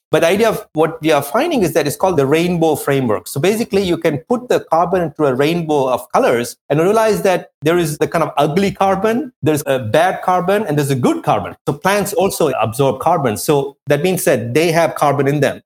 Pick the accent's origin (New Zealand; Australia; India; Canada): India; also born or lived in France; now in New York, United States; I come from India, we have a caste system